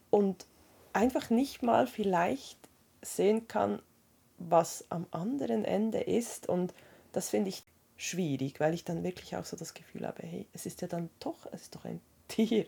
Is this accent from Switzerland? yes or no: yes; Switzerland; bei uns in der Schweiz